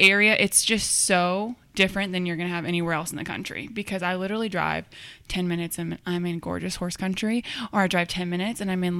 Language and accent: English; Cedar Rapids, Iowa, United States; now in Kentucky, United States; So I grew up in Cedar Rapids, Iowa. It's about half the size of Lexington.